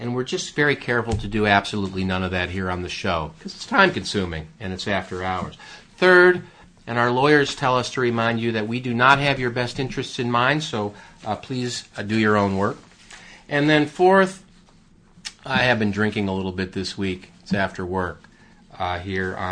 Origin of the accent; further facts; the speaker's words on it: United States; I'm an American.